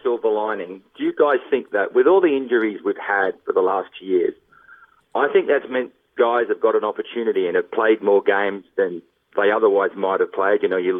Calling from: Surfers Paradise, Queensland, Australia; Surfers Paradise, Australia.

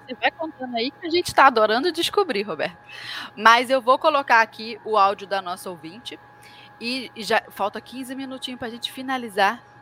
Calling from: Camaquã, Rio Grande do Sul, Brazil; tenho 18 anos, sou de Camacuã, Rio Grande do Sul.

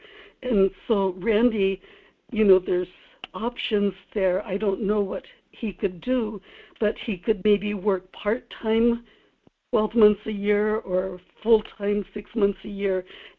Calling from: Kodiak, Alaska, United States; Michael, this is … in Kodiak.

